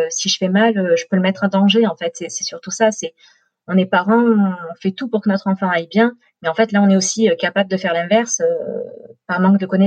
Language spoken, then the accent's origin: French; Marseille, Provence-Alpes-Côte d'Azur, France; moved away as an adult; also born or lived in Brittany; now in Orange, France; Moi, je suis marseillaise et puis on a voulu partir de Marseille. On a fait trois ans en Bretagne, là où Romain est né. Mais le soleil du sud euh, nous manquait, enfin me manquait surtout à moi. Donc on a à une mutation et on a atterri à Orange.